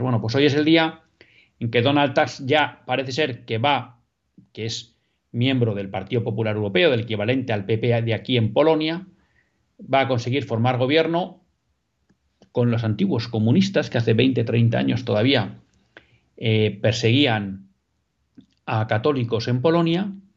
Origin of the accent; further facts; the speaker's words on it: Basque Country, Spain; yo también soy vasco como usted, aunque no nacionalista